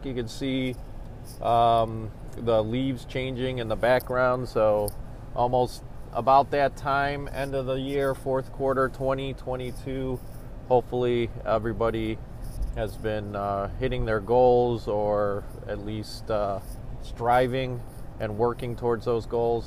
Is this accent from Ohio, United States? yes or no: yes; Cleveland, Ohio, United States; I grew up in Old Brooklyn.